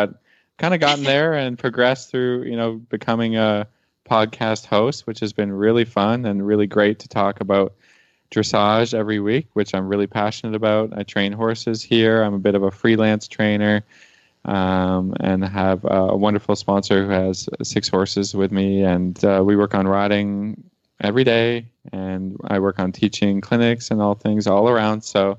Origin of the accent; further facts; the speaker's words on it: Canada; I am Canadian, so I bring a little bit of international flavor to the show.